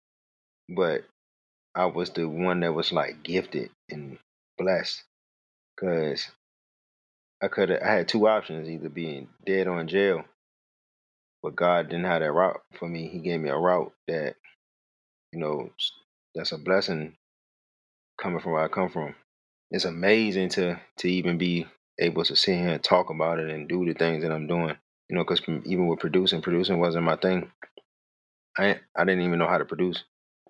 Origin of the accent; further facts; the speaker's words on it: Richmond, Virginia, United States; Originally, I'm from Richmond, Virginia. I grew up in an apartment complex called Chippenham Apartments.